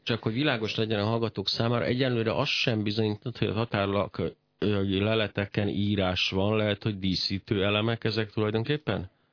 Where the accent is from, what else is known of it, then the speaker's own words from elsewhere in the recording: Hungary; magyarnak születtem